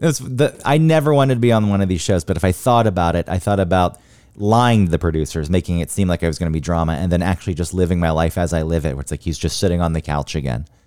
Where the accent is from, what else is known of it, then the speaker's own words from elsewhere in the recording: the South, United States; growing up in the South